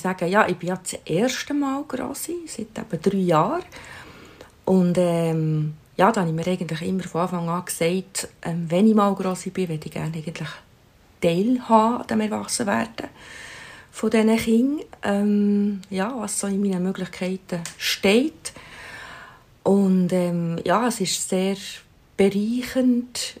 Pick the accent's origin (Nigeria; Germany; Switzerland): Switzerland; bei uns in der Schweiz